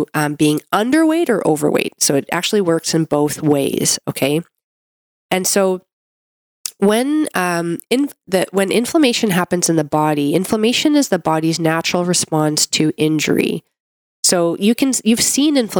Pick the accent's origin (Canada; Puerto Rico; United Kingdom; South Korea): Canada; I'm a Canadian medical doctor